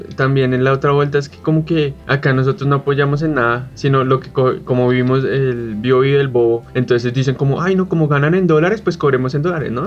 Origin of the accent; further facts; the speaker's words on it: Colombia; Somos tan colombianos